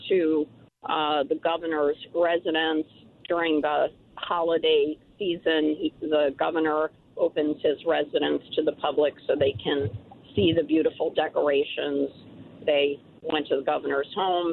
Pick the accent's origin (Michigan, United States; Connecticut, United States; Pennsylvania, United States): Connecticut, United States; Middletown; My hometown of Middletown